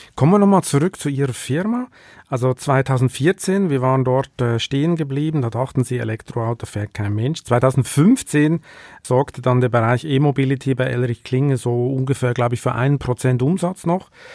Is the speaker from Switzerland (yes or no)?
yes; Switzerland; moved away